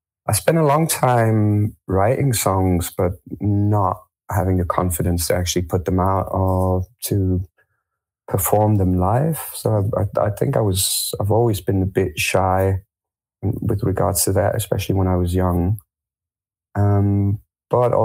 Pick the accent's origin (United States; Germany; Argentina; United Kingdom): Germany; also born or lived in France; I was born in France. I grew up in Germany